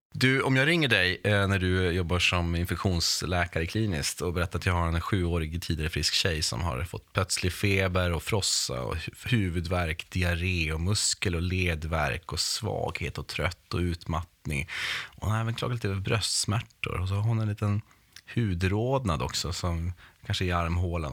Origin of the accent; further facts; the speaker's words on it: Norrbotten County, Sweden; själv kommer jag från Norrbotten